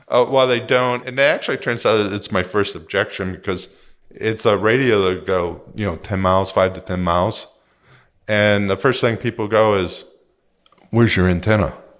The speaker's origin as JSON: {"language": "English", "town": "Pittsburgh", "region": "Pennsylvania", "country": "United States", "also_born_or_lived": "Southern California", "moved": "yes", "lives_now": "Costa Mesa, United States", "said": "I'm originally from Pittsburgh, where they made steel"}